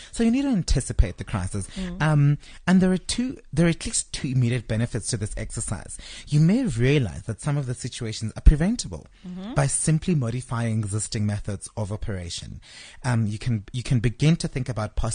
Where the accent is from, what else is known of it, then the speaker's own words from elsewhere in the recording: South Africa; my tax money as a South African citizen paying tax